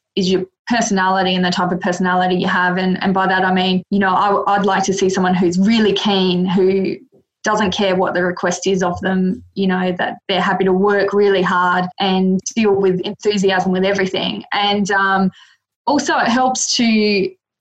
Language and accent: English; Adelaide, South Australia, Australia; also born or lived in Mildura, Victoria / Melbourne, Victoria; now in Queensland, Australia; moved back to Adelaide, which is my hometown originally